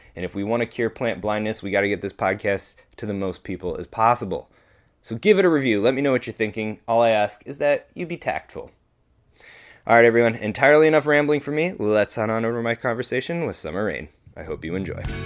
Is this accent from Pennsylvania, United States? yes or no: yes; northeastern Pennsylvania, United States; moved away; I myself grew up in northeastern Pennsylvania for a little bit